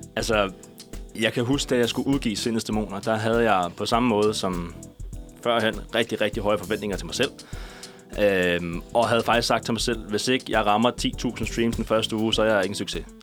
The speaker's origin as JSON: {"language": "Danish", "town": "Næstved", "region": "Zealand", "country": "Denmark", "tie": "born or raised there", "also_born_or_lived": "Ringsted", "said": "Jeg er født og opvokset i Ringsted, en lille, en lille skar"}